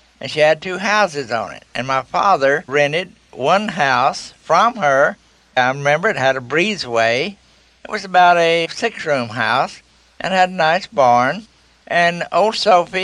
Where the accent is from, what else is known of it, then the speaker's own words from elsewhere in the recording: Messer, Oklahoma, United States; there were still a lot of Indians where I was born in Messer, Oklahoma. Messer, Oklahoma is a town down in Choctaw County in southeast Oklahoma